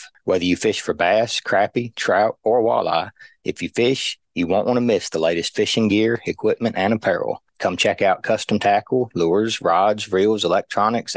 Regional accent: Leroy, Alabama, United States; I actually spent a few years in there growing up, right there off of 43, not far from the Tom Bigby Bridge

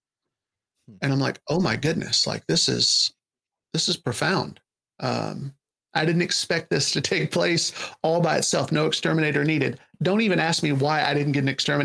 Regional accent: Kentucky, United States; moved away as an adult; now in Florida, United States; I'm from Kentucky

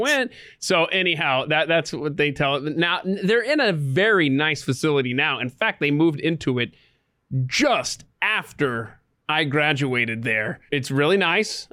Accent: Atlanta, Georgia, United States; moved away; also born or lived in Lincoln, Nebraska; someone who grew up in Atlanta, Georgia

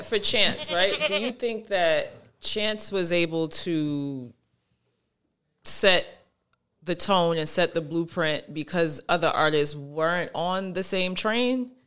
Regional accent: New York, United States; I'm from New York

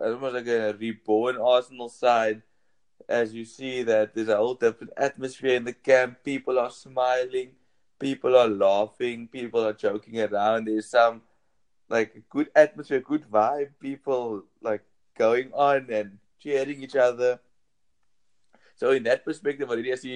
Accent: South Africa; I'm from South Africa

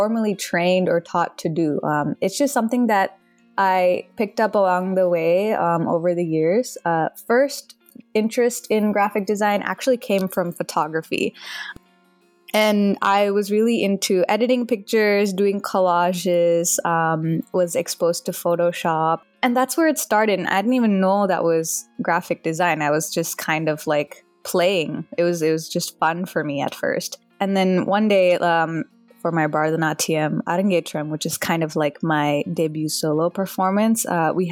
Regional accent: Dallas, Texas, United States; also born or lived in India; I was born in India, but I grew up mostly in Dallas, Texas.

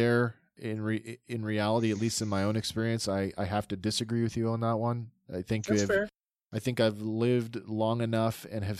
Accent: Canada

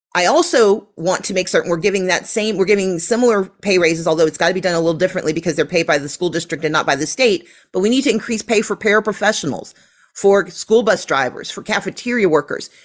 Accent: Mississippi, United States; now in Georgia, United States; I grew up in Mississippi

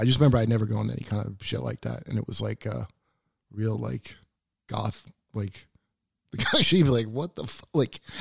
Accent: New Jersey, United States; moved away as an adult; also born or lived in Philadelphia / New York; I went to high school in New Jersey

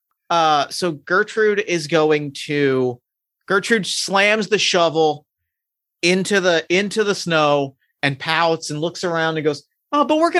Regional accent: United States; also born or lived in New Jersey / Philadelphia, Pennsylvania; Growing up in New Jersey and Philadelphia

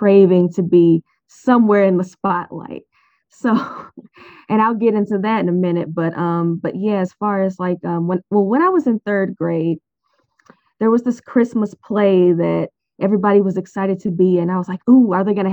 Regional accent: St. Louis, Missouri, United States; I was born and raised in St. Louis, Missouri, St. Louis County

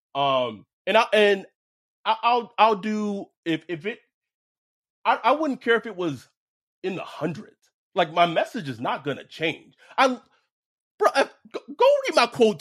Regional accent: the South, United States; we're black men from the South.

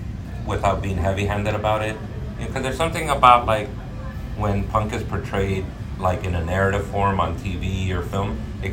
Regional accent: Los Angeles, California, United States; I grew up in South Central Inglewood

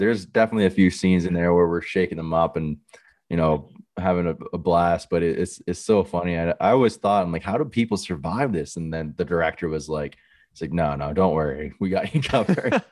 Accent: Millbrook, Ontario, Canada; my hometown is in Millbrook

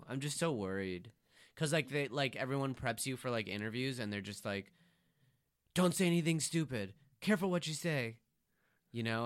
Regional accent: Beverly Hills, California, United States; I'm from Beverly Hills

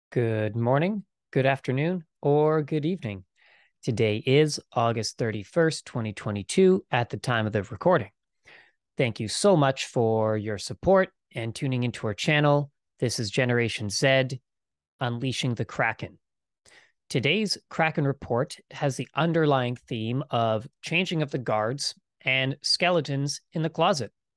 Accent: Canada; I am Canadian

